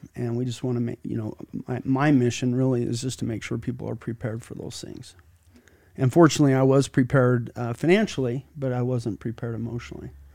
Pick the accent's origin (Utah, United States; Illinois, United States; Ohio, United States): Utah, United States; Sandy; I grew up in Sandy. I have, uh, went to Alta High School